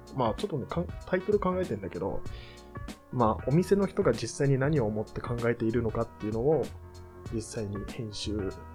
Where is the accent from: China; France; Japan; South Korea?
Japan; Hachioji, Tokyo; 地元八王子